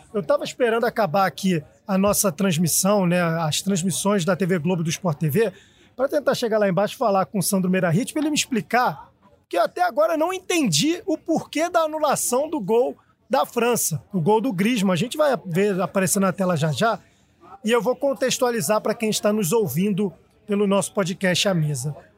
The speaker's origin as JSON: {"language": "Portuguese", "country": "Brazil", "said": "Eu como brasileiro"}